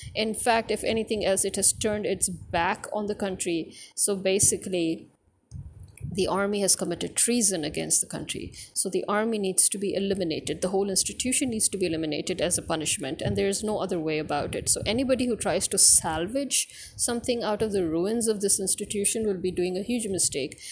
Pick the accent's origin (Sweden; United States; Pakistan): Pakistan